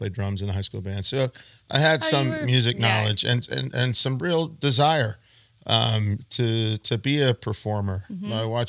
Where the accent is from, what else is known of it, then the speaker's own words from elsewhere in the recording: Waco, Texas, United States; also born or lived in Lubbock, Texas; now in Fort Worth, United States; I grew up in Waco, and one of a million kids, literally, they're, you know, yours, mine, and ours, family of 10 kids. And so, you know, I was number 8.